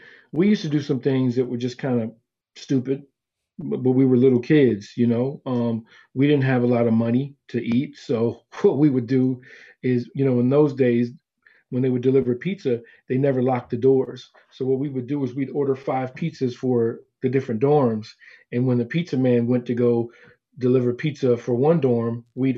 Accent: California, United States; we're from California

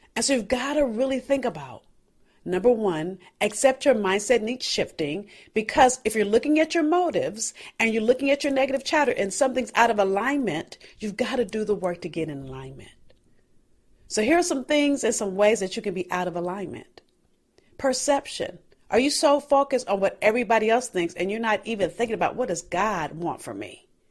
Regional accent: Los Angeles, California, United States; I'm from South Central L A.

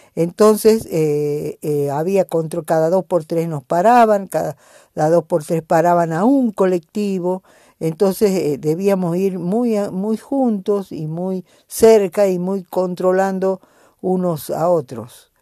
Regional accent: Jujuy, Argentina

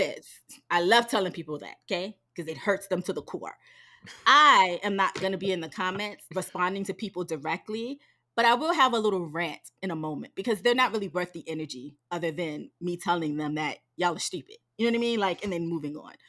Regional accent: New York City, New York, United States; accent: New York; moved away; I'm from Harlem

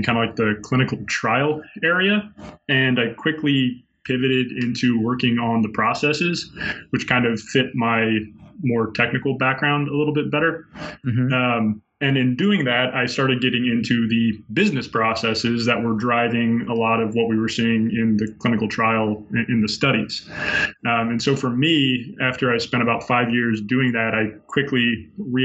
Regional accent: Indianapolis, Indiana, United States; also born or lived in West Lafayette, Indiana / Bloomington, Indiana; I'm originally from Indianapolis

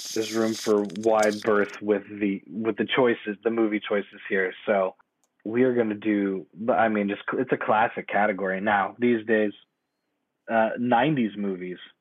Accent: East Coast, United States; now in West Coast, United States; who grew up, born and raised on the East Coast

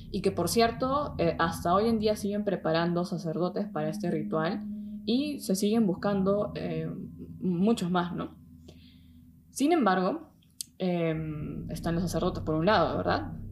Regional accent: Peru; now in Germany; soy de Perú, tengo 26 años y vivo desde hace un tiempo aquí en, Alemania.

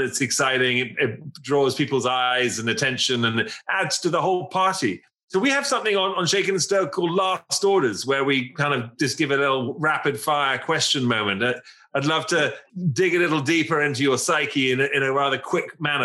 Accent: England, United Kingdom; as an Englishman and as, as Englishman

